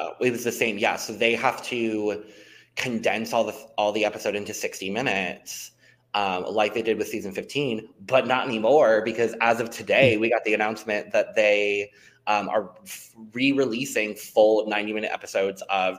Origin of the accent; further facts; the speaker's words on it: Southern Arizona, United States; I'm born and raised in Arizona, and I have a decent understanding of Spanish. Doesn't mean I can speak it well